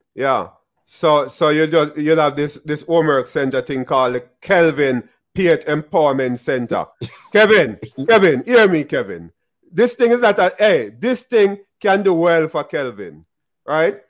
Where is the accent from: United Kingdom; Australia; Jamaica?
Jamaica; I'm Jamaican